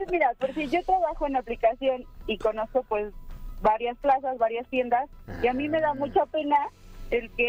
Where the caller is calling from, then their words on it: Mexico City, Mexico; de aquí de Ciudad de México, muy cerca de sus oficinas.